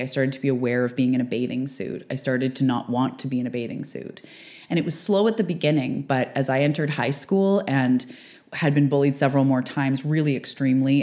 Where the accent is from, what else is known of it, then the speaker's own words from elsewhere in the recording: Canada; also born or lived in west coast of Canada; fellow Canadian